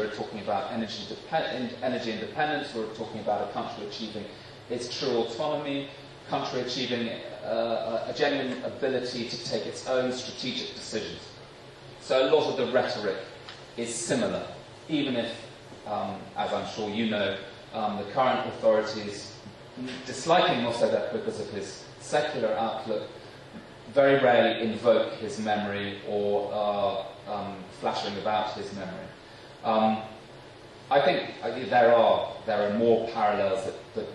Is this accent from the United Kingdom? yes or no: yes; London, United Kingdom; moved away as an adult; as a Brit